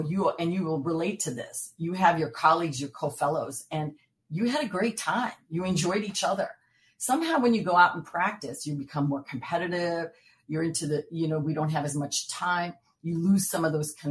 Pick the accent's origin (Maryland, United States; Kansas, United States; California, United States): California, United States; San Francisco; my hometown of San Francisco.